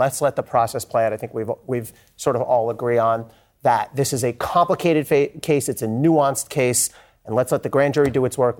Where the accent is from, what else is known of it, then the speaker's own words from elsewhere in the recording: New Jersey, United States; We will sue my home state of New Jersey.